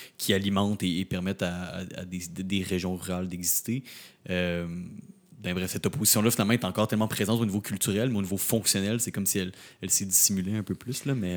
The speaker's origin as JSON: {"language": "French", "town": "Rimouski", "region": "Quebec", "country": "Canada", "tie": "born or raised there", "moved": "yes", "lives_now": "Montreal, Canada", "said": "je viens de Rimouski, je viens, je viens pas de la ville"}